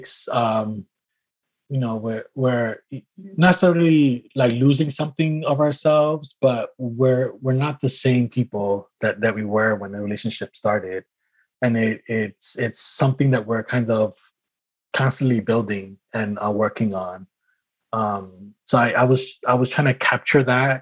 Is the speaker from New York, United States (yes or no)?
yes; New York City, New York, United States; now in Marina, United States; I was born and raised in New York City